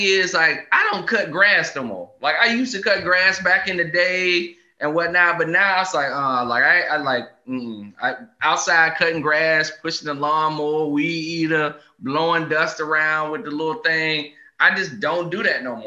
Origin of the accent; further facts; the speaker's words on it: the South, United States; moved away; I grew up in the South